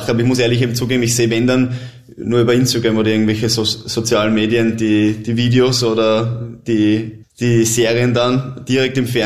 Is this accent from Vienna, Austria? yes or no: yes; Vienna, Austria; Ich komme aus Wien, ich, ich liebe die Stadt, ich, ich habe da meine Freunde, Familie